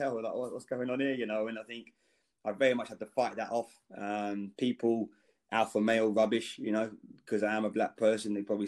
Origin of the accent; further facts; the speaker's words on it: London, United Kingdom; I think growing up in London, I think, there definitely is probably, the percentage of blacks are higher.